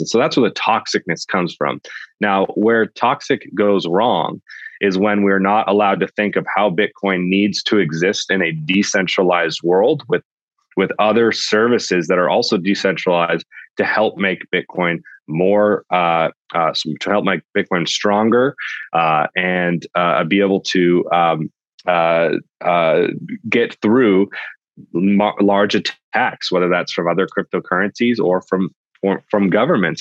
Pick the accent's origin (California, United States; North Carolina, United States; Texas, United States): California, United States; Sonoma Valley; I grew up in the Sonoma Valley in California